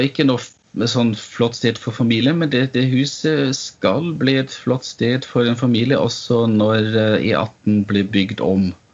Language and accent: Norwegian; Vienna, Austria; Norwegian is a second language; moved away as an adult; also born or lived in Oslo, Norway; now in Stathelle, Norway; Jeg er født og oppvokst i Wien